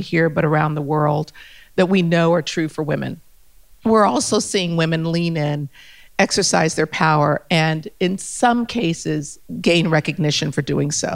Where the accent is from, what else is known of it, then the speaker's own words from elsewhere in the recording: Germany; also born or lived in Ethiopia / United States / New Delhi / Paris; now in Australia; I grew up in Germany. I'm Ethiopian by descent